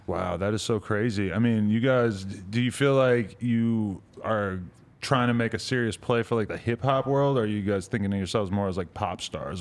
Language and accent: English; New Hampshire, United States; I'm from New Hampshire